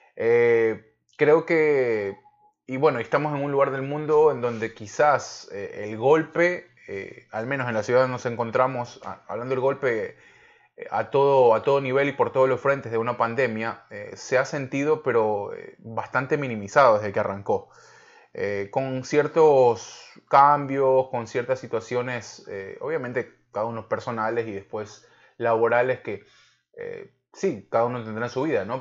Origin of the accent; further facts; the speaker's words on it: Ecuador; moved away as an adult; now in California, United States; porque somos ecuatorianos, vivimos hasta hace muy poco en Ecuador